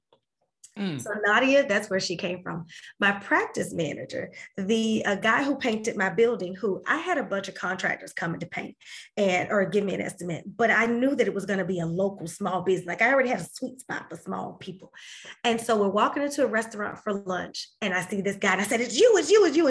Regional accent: Winter Haven, Florida, United States; my hometown of Winter Haven

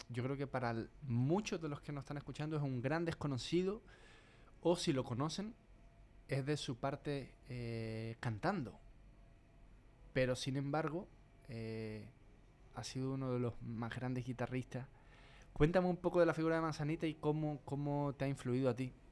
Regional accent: Chile; now in Madrid, Spain; cuando me vine de Chile a España, decía, no sé lo que va a pasar, pero tengo que ir.

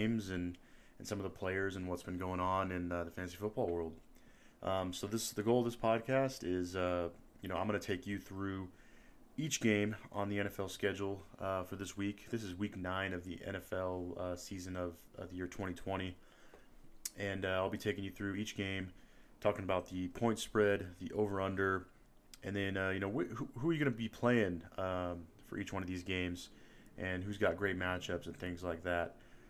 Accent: the Bay Area, California, United States; I'm from the Bay Area

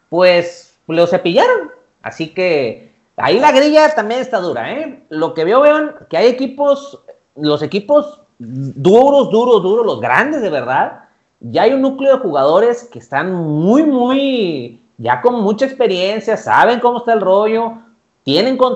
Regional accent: Mexico; por lo menos es lo que quisieras ver nosotros como técnicos mexicanos.

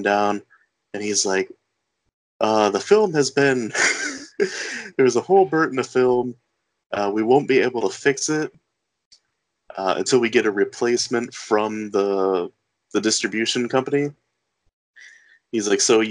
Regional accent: the Thumb, Michigan, United States; I'm from the Thumb, and there's a drive-in theater actually right on M46. It's north of Sandusky

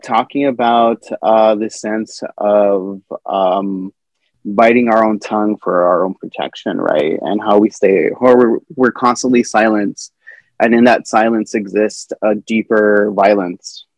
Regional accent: El Paso, Texas, United States; also born or lived in Ciudad Juarez; I'm from El Paso, I'm from Ciudad Juarez not so long ago

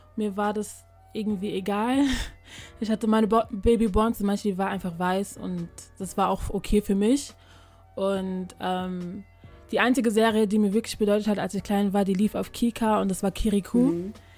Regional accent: Germany; ich bin hier in Deutschland geboren, hier aufgewachsen und meine Eltern sind aus Ghana

